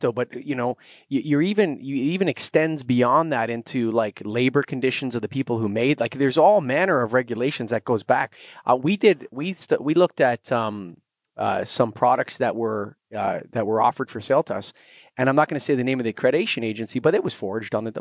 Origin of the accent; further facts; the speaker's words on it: Canada; I'm Canadian